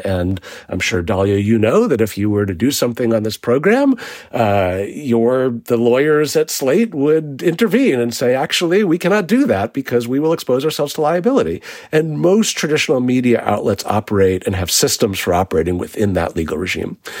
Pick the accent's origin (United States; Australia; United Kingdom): United States; New York City, New York; I grew up in New York City in the nineteen eighties